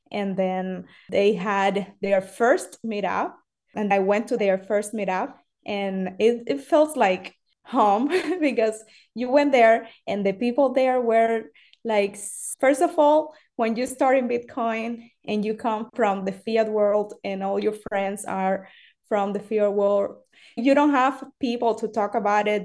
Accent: Cuba; English is a second language; moved away; I am from Cuba

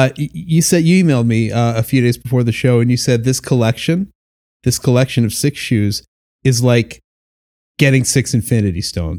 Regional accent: Chicago, Illinois, United States; I'm a Chicago kid.

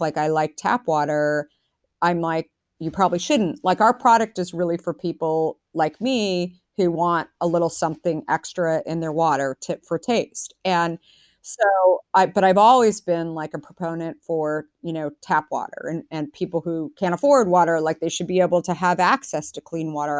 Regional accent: Arizona, United States; now in San Francisco, United States; I grew up in Arizona

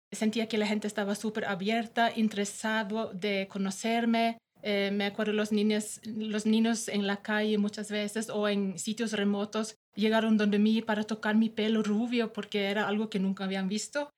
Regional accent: Norway; Spanish is a second language; moved away as an adult; now in Ecuador; yo soy una noruega que me gusta Ecuador

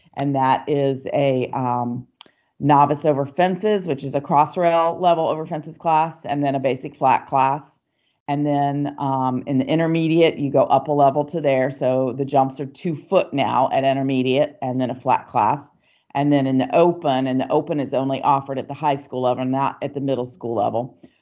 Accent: Atlanta, Georgia, United States; I grew up in Atlanta, Georgia

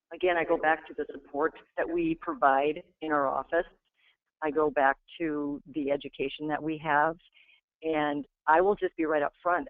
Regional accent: Iowa, United States; I'm from Iowa

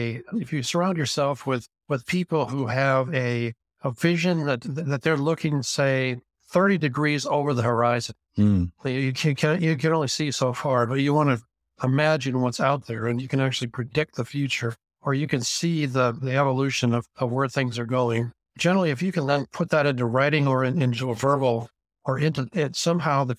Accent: Bay Area of California, United States; I was raised in the Bay Area of California back when, that in 1950, when before things got crazy

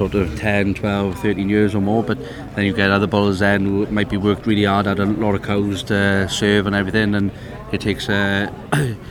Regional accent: Nelson, Wales, United Kingdom; from Nelson, South Wales

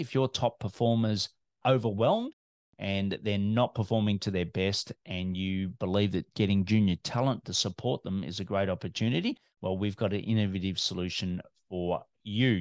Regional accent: Melbourne, Victoria, Australia; I'm an Aussie working globally from Melbourne, Australia.

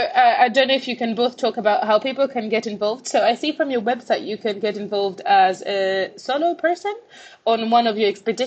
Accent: Malawi; I grew up in Malawi, but didn't really play a lot of sport because girls just didn't do that.

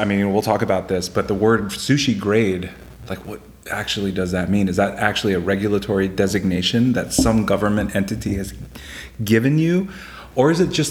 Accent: Chapel Hill, North Carolina, United States; moved away as an adult; also born or lived in Hawaii; now in Washington, D.C., United States; So I'm from North Carolina. I was raised in Chapel Hill, North Carolina.

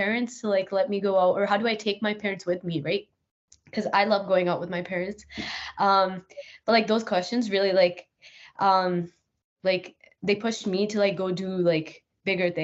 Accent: Northern Alberta, Canada; also born or lived in Edmonton, Canada; I grew up in Northern Alberta

